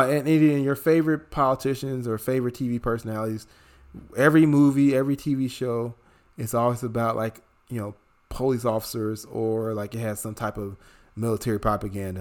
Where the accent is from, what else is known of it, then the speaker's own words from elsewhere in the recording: Chicago, Illinois, United States; moved away; my hometown of Chicago